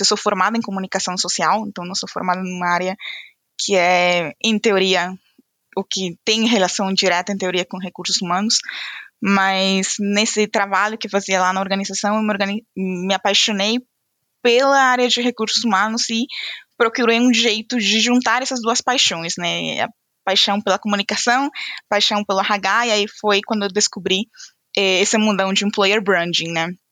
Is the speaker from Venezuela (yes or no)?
yes; Venezuela; Portuguese is a second language; moved away as an adult; now in São Paulo, Brazil; Eu é sou venezuelana